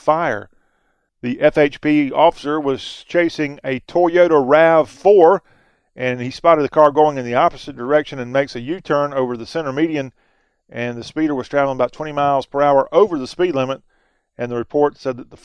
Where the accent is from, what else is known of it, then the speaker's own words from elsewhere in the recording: Columbia, South Carolina, United States; my hometown, Columbia, South Carolina's